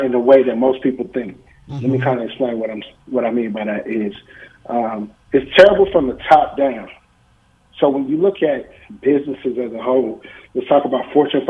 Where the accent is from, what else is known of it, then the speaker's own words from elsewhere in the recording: Canton, Ohio, United States; moved away; I'm from Canton, Ohio